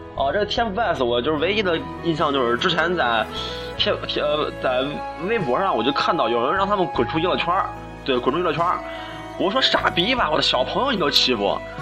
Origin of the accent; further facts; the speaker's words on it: China; 我们中国人民